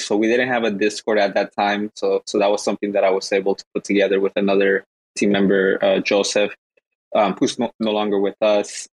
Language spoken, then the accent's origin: English; Guatemala; now in Los Angeles, United States; I'm actually from Guatemala